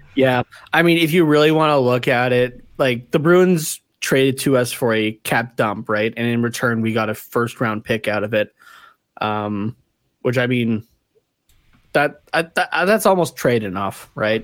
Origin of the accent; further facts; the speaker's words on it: Canada; being Canadian